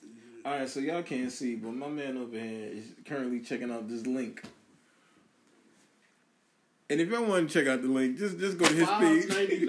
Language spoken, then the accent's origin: English; Philadelphia, Pennsylvania, United States; We all from the same city, man.